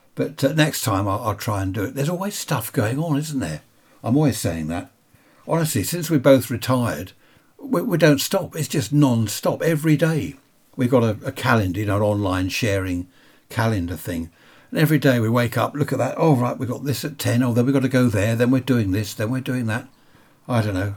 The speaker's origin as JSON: {"language": "English", "country": "United Kingdom", "said": "I'm a Brit"}